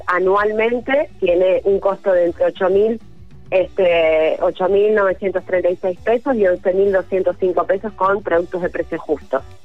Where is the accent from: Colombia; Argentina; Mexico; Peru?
Argentina; nuestro país